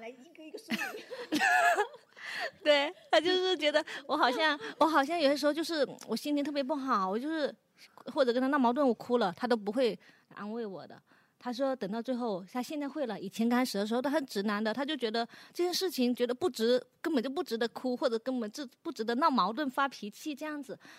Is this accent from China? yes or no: yes; Guangdong, China; 因为我上了年纪吧，我或者说我们是广东的女孩子，潮汕女孩子